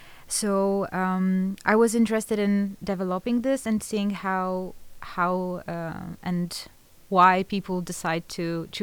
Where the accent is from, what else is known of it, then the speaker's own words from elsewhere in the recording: Poland; moved away as an adult; now in Netherlands; I'm 28. I come from Poland.